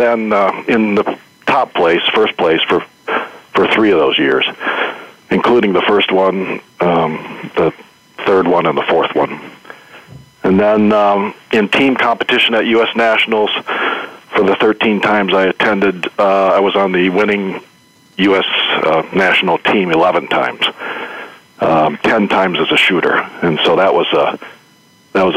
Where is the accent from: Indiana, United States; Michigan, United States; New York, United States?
Michigan, United States; I'm from Michigan here, which a few of us are. And being from Michigan, grew up in somewhat rural surroundings